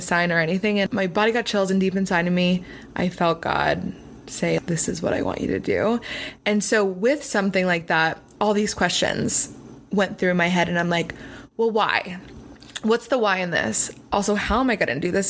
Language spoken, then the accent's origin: English; Pennsylvania, United States; now in Los Angeles, United States; I'm not from LA. I'm from Pennsylvania